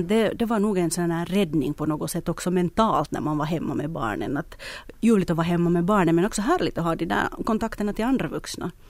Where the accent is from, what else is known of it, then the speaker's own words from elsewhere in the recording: Espoo, Uusimaa, Finland; min hemstad Esbo